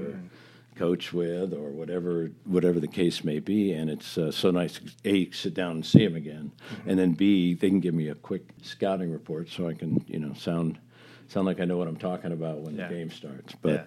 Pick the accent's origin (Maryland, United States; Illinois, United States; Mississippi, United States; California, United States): Illinois, United States; Chicago; now in Columbus, United States; I'm from Chicago